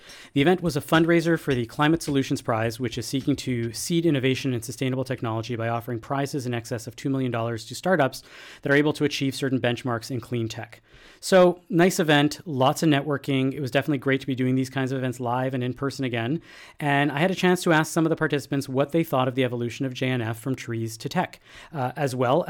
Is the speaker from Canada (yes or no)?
yes; Canada; And as Canadians, we get shit for putting our stories out there. And sometimes when we water down our Judaism, we, oh, the Hanukkah bush, we get shit for that too.